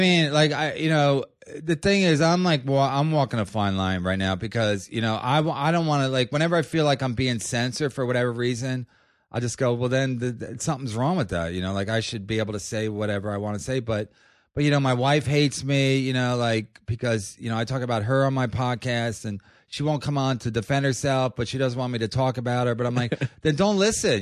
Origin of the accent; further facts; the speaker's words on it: Philadelphia, Pennsylvania, United States; also born or lived in Los Angeles; now in New York, United States; I'm from Philadelphia